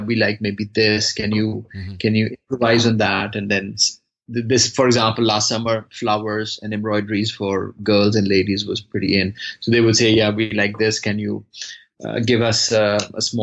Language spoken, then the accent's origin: English; Pakistan; moved away as an adult; now in Brussels, Belgium; originally I'm from Pakistan and currently based in Brussels, Belgium, since last, I think, about 10, 11 years